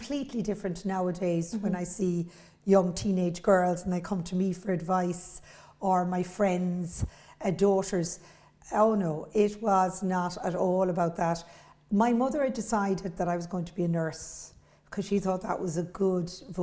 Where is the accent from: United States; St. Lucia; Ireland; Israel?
Ireland; Cork, Munster; I grew up in Beaumont or Blackrock, so four kids, only girl